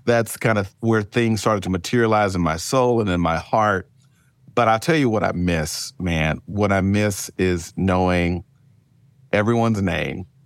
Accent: Mississippi, United States; moved away as an adult; also born or lived in Oakland, California / Memphis, Tennessee; now in Indian Wells, United States; I'm born and raised in Mississippi

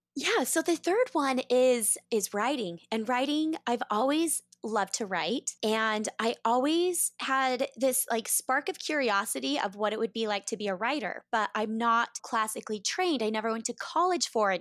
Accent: Boise, Idaho, United States; moved away as an adult; I grew up in Boise, Idaho

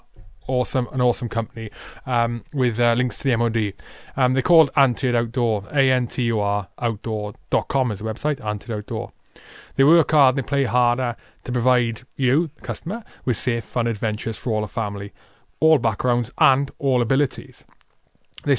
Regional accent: Crynant, Wales, United Kingdom; I'm from Croynant originally

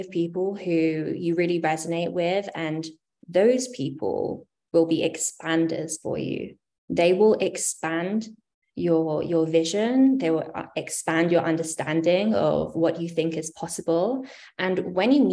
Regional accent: United Kingdom; moved away as an adult; now in United States; I am from the UK originally, in case you haven't been able to discern my accent

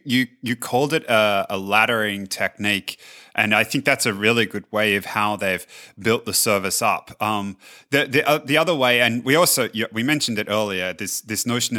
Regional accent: Australia; So growing up in Australia, it used to, particularly as the internet came around, it used to frustrate me no end

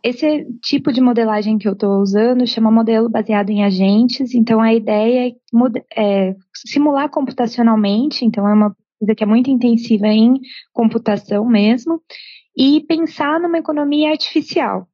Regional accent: Brazil; como brasileira

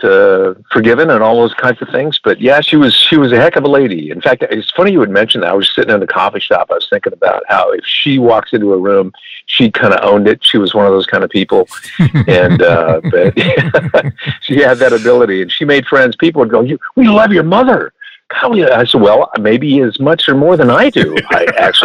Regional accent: Minnesota, United States; I grew up in Minnesota

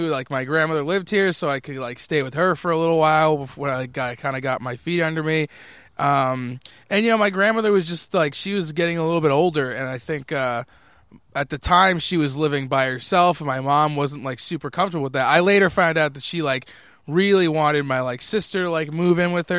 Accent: Waltham, Massachusetts, United States; I was from Waltham, Massachusetts before that, which is not very far from here.

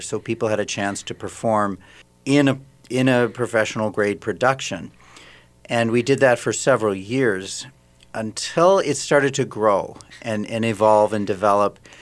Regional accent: Saint Paul, Minnesota, United States; moved away as an adult; also born or lived in Germany; I'm originally from Saint Paul, so we moved back where I'm from and where my family was

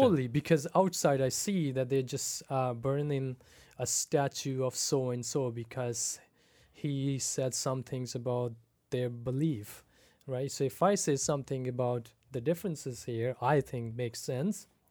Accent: Pakistan; moved away as an adult; also born or lived in Seattle, United States; now in Abbotsford, Canada; I was born and raised in Pakistan. Um, I ba, I left Pakistan in two thousand seven, went to school in Seattle

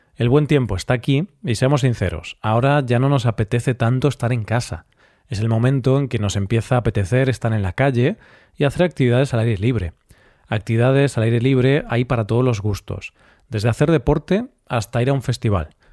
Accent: Galicia, Spain; mi tierra

